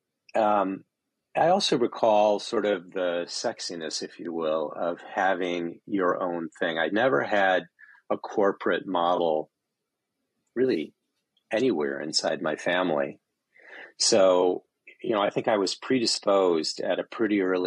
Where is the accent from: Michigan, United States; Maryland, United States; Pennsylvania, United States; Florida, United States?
Michigan, United States; Northern; I'm from Northern Michigan, so very sort of closeted, white, small part of the world. But we lived in a resort community